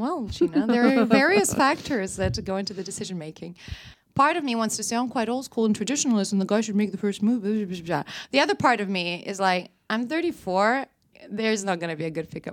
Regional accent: Riga, Latvia; first language Russian; English is a second language; moved away as an adult; also born or lived in England; now in Stockholm, Sweden; Riga, my hometown

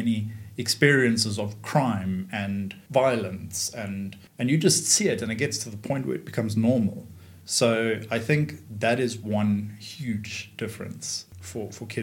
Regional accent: Johannesburg, Gauteng, South Africa; first language English; moved away; also born or lived in London; I grew up in Johannesburg

